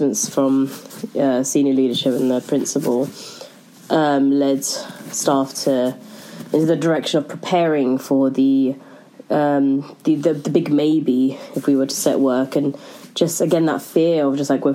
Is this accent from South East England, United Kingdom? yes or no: no; London, United Kingdom; I'm from South London and I am an English teacher